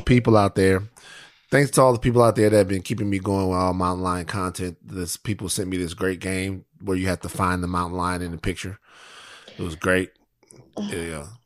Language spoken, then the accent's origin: English; Louisiana, United States; I'm from Louisiana. It was amazing.